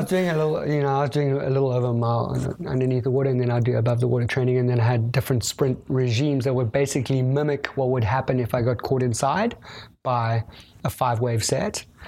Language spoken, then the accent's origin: English; South Africa; being South African